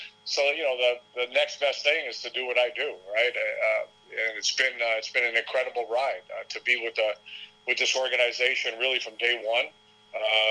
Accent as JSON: {"language": "English", "town": "Toronto", "region": "Ontario", "country": "Canada", "tie": "born or raised there", "said": "my hometown where I grew up"}